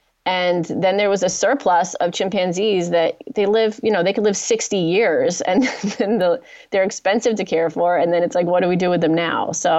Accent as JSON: {"language": "English", "country": "United States", "said": "So am I, and I'm an American."}